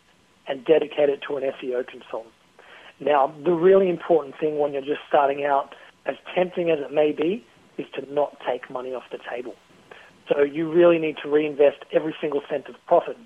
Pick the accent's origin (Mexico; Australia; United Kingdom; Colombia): Australia; accent: Aussie; my Aussie accent